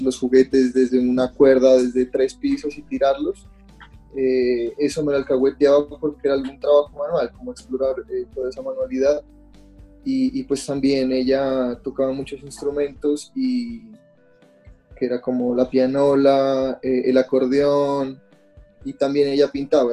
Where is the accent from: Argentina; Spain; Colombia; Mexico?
Colombia; Pasto, Nariño; now in Bogotá, Colombia; mi ciudad natal, digámoslo así, de, Pasto